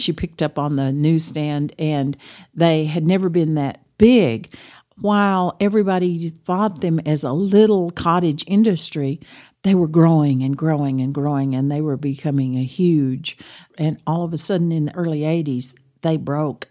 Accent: Amarillo, Texas, United States; I grew up in Amarillo, went to, uh, graduated from Cap Rock

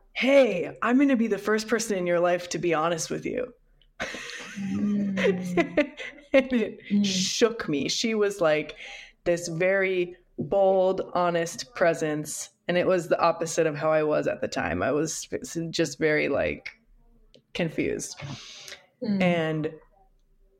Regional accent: Midwest, United States; I grew up in the Midwest

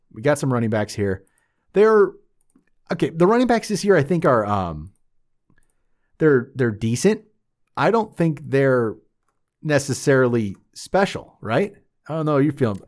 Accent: North Carolina, United States; I'm from North Carolina

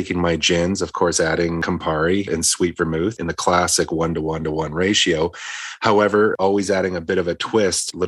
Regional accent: Victoria, British Columbia, Canada; moved away; also born or lived in Edmonton, Alberta; I was growing up in Victoria at the time

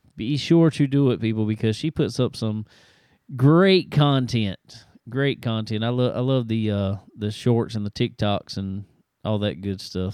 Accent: South Carolina, United States; my home state, down here in South Carolina.

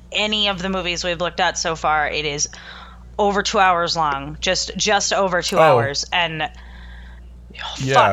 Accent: East Coast, United States; I grew up on the East Coast

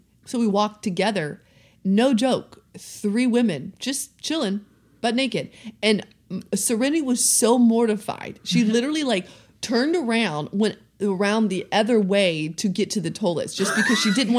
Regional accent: the South, United States; accent: Southern twang; You know, I was raised in the South. Let's just blame it on the Southern twang that's somewhere inside there.

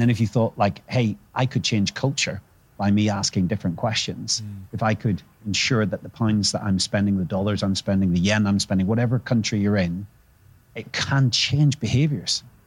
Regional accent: Northern Ireland, United Kingdom; growing up in Northern Ireland

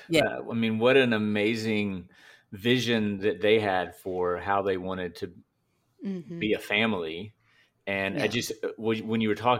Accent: Rocky Mount, North Carolina, United States; also born or lived in Morehead City; Ellyn and I are both from Rocky Mount, North Carolina. Ellen's sort of from New Bern first, and I'm sort of from Moorhead City first. But we grew up, most of our growing up years were spent in Rocky Mount.

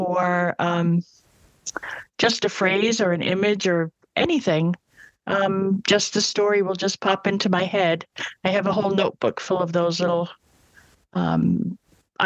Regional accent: Massachusetts, United States; moved away as an adult; now in Florida, United States; I'm from Massachusetts in New England, and I now live in Florida

